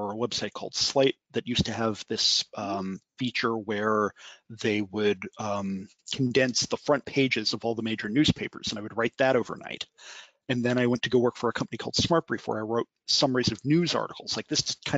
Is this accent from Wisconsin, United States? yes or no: no; Harrisburg, Pennsylvania, United States; moved away as an adult; now in Washington, D.C., United States; I'm originally from Harrisburg, Pennsylvania